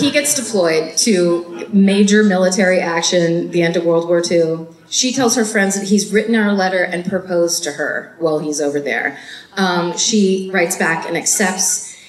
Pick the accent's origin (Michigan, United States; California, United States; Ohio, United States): California, United States; North Bay; now in Los Angeles, United States; I know it because it's about a half an hour away from my hometown, and it's basically the part of the North Bay that is one big marsh.